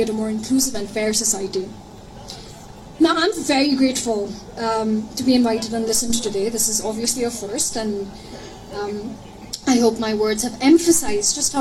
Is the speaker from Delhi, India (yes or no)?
no; Kolkata, West Bengal, India; now in Scotland; I grew up in Calcutta, which was the British capital during the Empire.